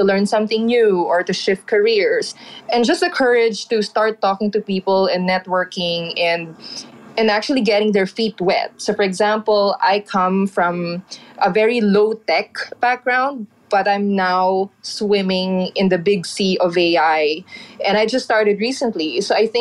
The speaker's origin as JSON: {"language": "English", "country": "Philippines", "said": "Speaking as a Filipino"}